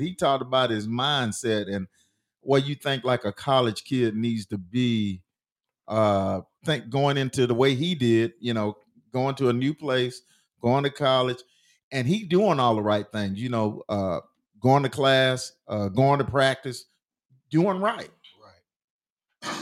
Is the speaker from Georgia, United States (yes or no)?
yes; Cartersville, Georgia, United States; growing up in Cartersville